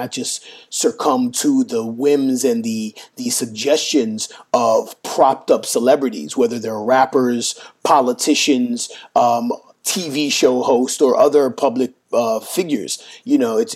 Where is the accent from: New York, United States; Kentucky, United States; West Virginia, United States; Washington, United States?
New York, United States; New York City; I grew up with in New York City